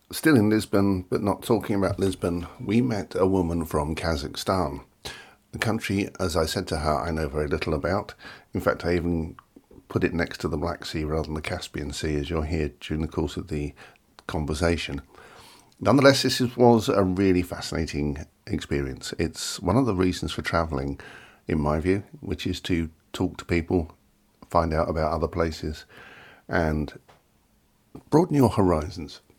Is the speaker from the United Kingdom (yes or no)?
yes; London, United Kingdom; We are English. We are English. We are Londoners originally.